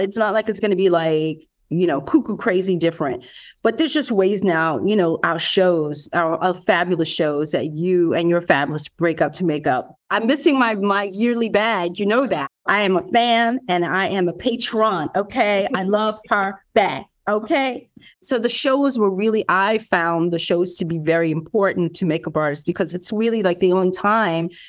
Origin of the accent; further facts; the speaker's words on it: New York, United States; I'm a New Yorker